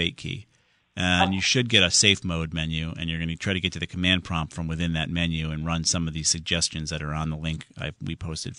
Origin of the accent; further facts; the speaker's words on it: Southington, Connecticut, United States; Southington, my hometown